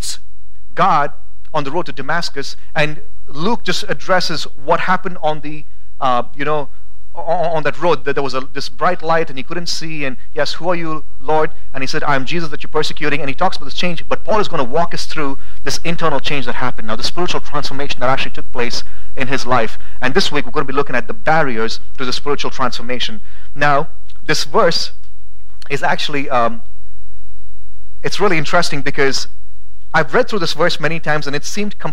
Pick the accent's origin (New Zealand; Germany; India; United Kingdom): India; now in Boise, United States; growing up in India, we had a lot of trees around my house